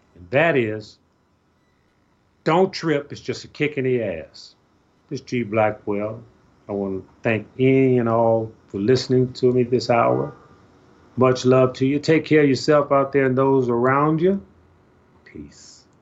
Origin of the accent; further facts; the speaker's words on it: Chicago, Illinois, United States; I'm from Chicago